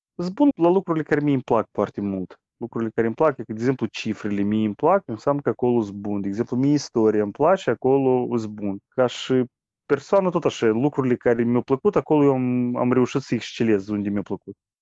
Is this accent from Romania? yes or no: no; Moldova; Noi moldovenii